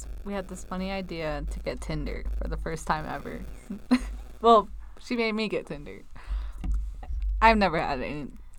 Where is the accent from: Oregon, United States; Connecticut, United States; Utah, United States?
Utah, United States; West Valley City; Born and raised in the West Side of Utah.